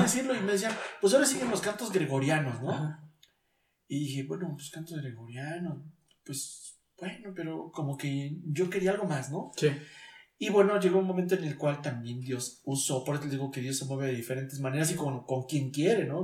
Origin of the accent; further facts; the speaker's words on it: Mexico City, Mexico; siendo chilango